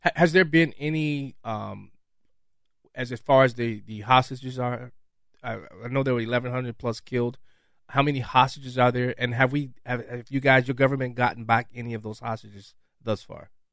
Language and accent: English; Chicago, Illinois, United States; I'm born and raised in Chicago, 21st Ward, 53rd.